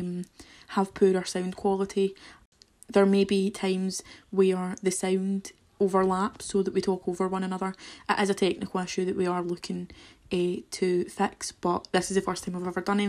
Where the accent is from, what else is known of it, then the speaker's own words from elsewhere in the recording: Kilmarnock, Scotland, United Kingdom; If you can't tell from the accents, we are from Ayrshire, we're from the lovely little town of Kilmarnock